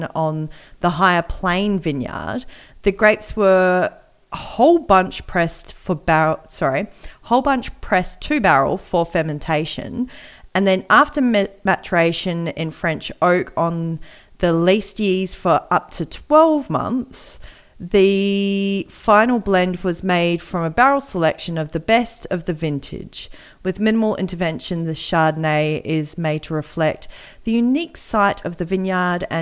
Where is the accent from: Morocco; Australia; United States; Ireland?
Australia; we're Australian